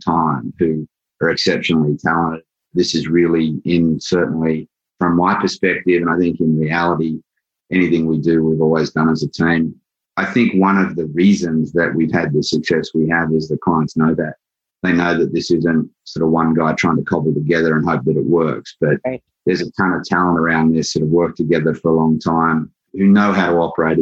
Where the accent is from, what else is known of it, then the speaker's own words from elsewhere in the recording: Australia; moved away as an adult; now in New York, United States; I'm originally from Australia. I moved to New York 20 years ago